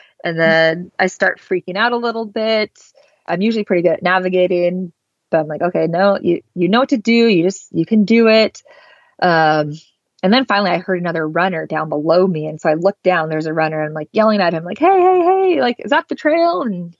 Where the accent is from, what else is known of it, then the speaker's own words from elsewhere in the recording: the Northwest, Pacific Northwest, United States; I'm from the Northwest, where I'm just used to pretty mild temperatures.